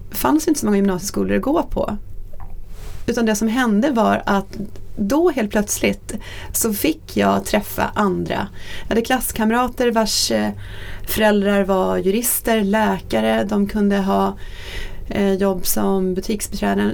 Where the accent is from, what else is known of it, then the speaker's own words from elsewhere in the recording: Norrköping, Östergötland, Sweden; jag är född och uppvuxen i Norrköping